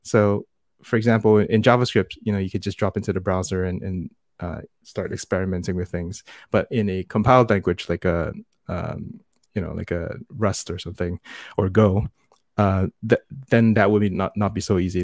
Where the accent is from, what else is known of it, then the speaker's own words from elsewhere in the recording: Singapore; also born or lived in United States; I am born and raised in Singapore, where I am right now